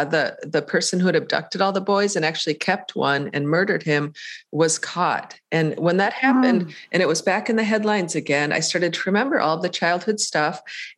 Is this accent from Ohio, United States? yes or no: yes; Painesville, Ohio, United States; And in the town of Painesville, my hometown is called Painesville, ironically, there was a curfew siren at night